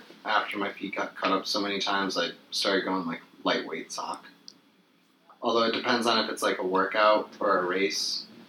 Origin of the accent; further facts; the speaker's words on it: Connecticut, United States; Yeah, I grew up in Connecticut.